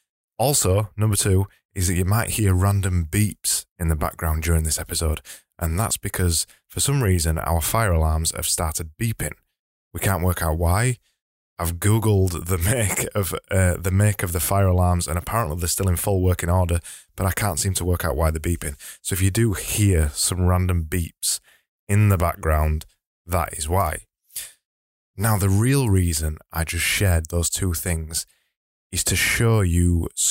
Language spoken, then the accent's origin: English; Yorkshire and the Humber, United Kingdom; accent: broad Yorkshire; just so you find it easier to understand my broad Yorkshire accent.